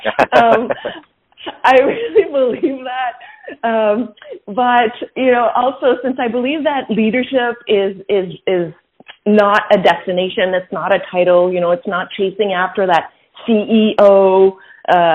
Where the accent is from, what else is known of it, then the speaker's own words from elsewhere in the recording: Quebec City, Quebec, Canada; I grew up in Quebec City. So I grew up in a mostly French environment, although both my parents are bilingual.